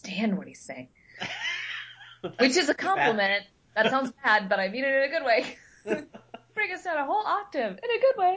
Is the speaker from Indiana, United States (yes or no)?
yes; Indiana, United States; moved away as an adult; now in Florida, United States; we grew up in Indiana